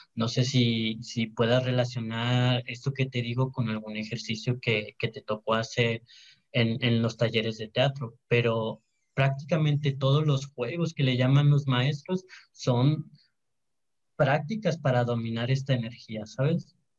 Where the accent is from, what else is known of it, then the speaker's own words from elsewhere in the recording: Santiago, Mexico; yo soy de, de, Santiago, soy de Santiago, de un rancho de Santiago, de hecho, se llama Villa Juárez. Allá estudié la primaria y la secundaria